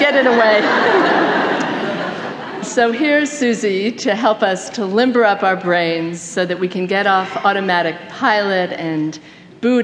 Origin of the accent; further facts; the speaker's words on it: Topeka, Kansas, United States; my hometown of Topeka, Kansas